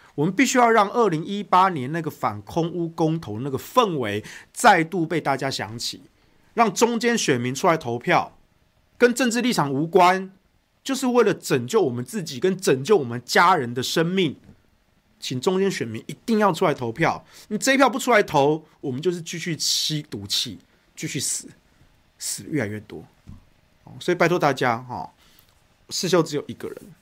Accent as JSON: {"language": "Chinese", "region": "Taichung", "country": "Taiwan", "tie": "born or raised there", "moved": "yes", "lives_now": "Taipei, Taiwan", "said": "我的家乡台中"}